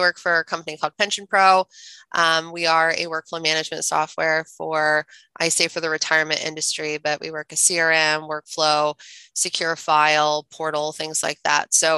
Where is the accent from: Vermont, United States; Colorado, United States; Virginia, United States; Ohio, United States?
Ohio, United States; Central; moved away as an adult; also born or lived in Charlotte, North Carolina; I grew up in Central Ohio to the most amazing parents on the planet.